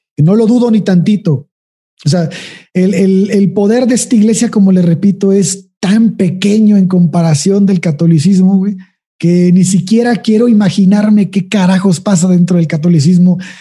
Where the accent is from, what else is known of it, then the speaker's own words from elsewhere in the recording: Mexico; en nuestro país